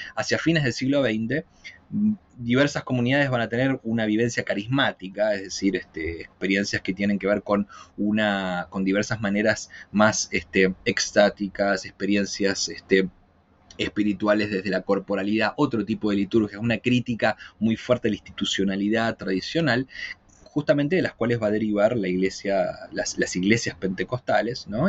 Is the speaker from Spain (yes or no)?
no; Argentina; moved away as an adult; now in Chile; soy argentino, pero vivo ya hace ocho años eh, en Chile